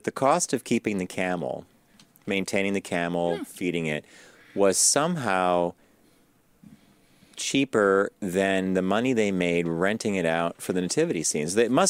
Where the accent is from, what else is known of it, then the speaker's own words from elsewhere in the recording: Pittsburgh, Pennsylvania, United States; Yeah. I'm from Pittsburgh. What do you want, right?